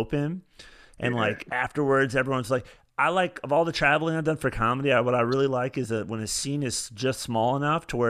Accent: United States; to be American

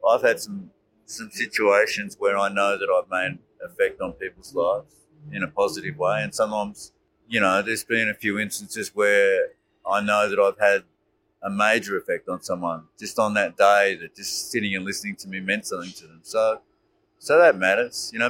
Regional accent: Melbourne, Victoria, Australia; I'm from Melbourne

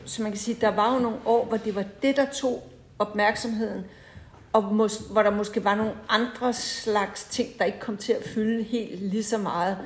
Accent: Holbæk, Zealand, Denmark; born or raised there

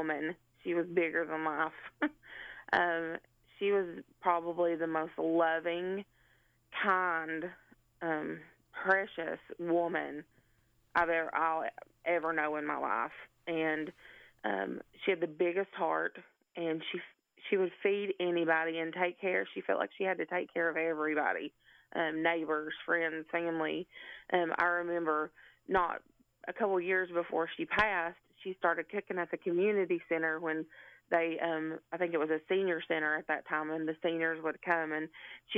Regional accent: Letcher County, Kentucky, United States; now in Cleveland, United States; I currently live in Cleveland, Tennessee, but I was born and raised in Letcher County

